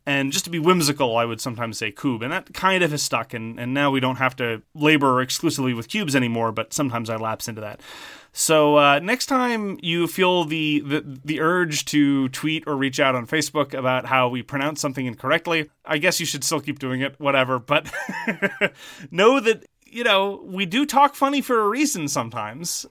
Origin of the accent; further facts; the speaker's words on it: Montreal, Quebec, Canada; accent: Montreal Irish Anglo; also born or lived in Southern Ontario; I am from French Canada. I have the Montreal Irish Anglo accent, which is a very particular thing.